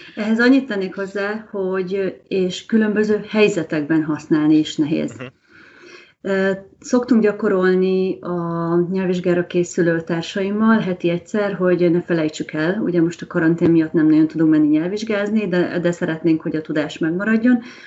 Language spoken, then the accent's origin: Hungarian; Hungary